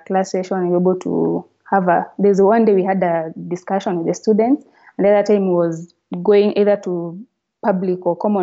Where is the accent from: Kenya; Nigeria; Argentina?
Kenya; as a Kenyan